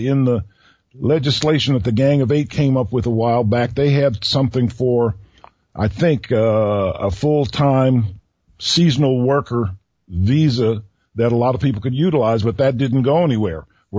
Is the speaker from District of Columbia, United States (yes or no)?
yes; Washington, District of Columbia, United States; moved away; I'm from Washington, D.C., and when I was in the U.S. Attorney's Office there, I lived near the Cato Institute. I lived on the corner of 13th. In Massachusetts.